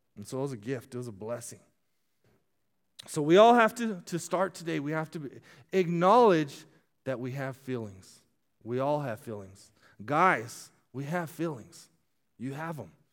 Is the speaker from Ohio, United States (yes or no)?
no; Casa Grande, Arizona, United States; moved away; I grew up in Castro Grande, Arizona